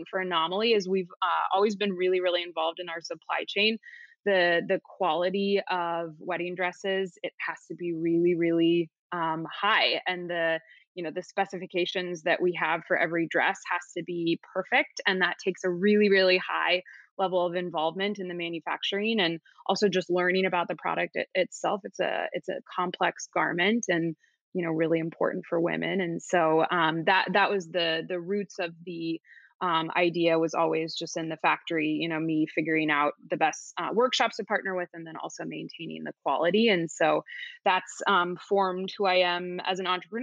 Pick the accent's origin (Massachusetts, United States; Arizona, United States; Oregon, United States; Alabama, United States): Oregon, United States; Beaverton; As a girl growing up in Beaverton, Oregon, which is outside of Portland